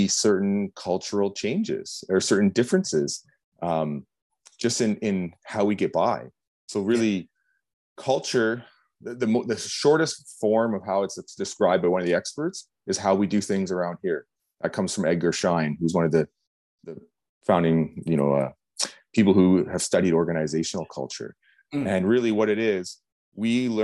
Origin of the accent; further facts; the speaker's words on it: Canada; as a Canadian, we have a culture